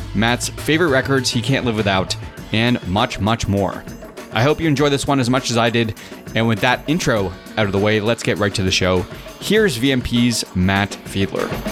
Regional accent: Canada; as a Canadian

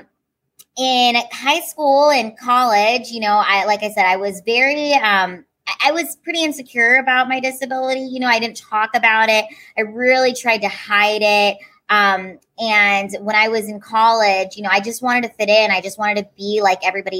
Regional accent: Washington, United States; also born or lived in Honolulu, Hawaii; I grew up in Washington State

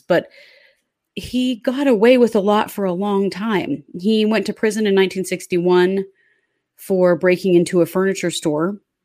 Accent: Idaho, United States; we were kids living here in Idaho

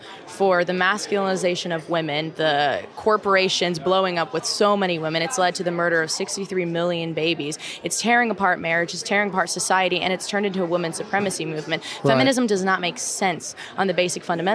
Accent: Texas, United States; I'm from Texas

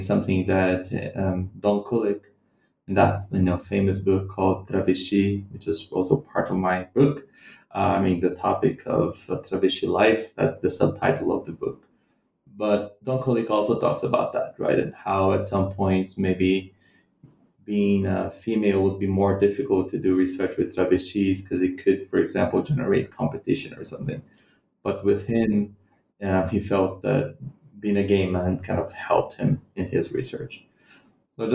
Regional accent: Central-West, Brazil; English is a second language; also born or lived in London, United Kingdom / Scotland, United Kingdom; So I'm not from Rio de Janeiro, the city where I did my field work. I come from a different part of the Brazilian Midwest.

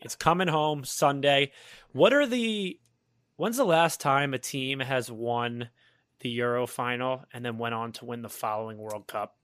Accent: United Kingdom; I am full British

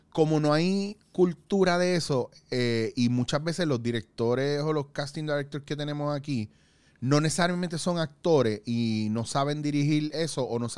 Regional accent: Puerto Rico; now in Spain

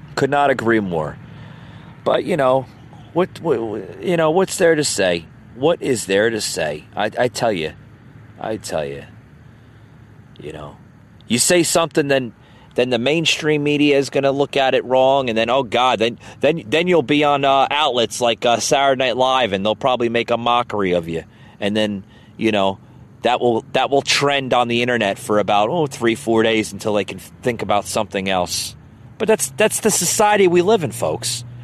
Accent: United States; I'm an American man

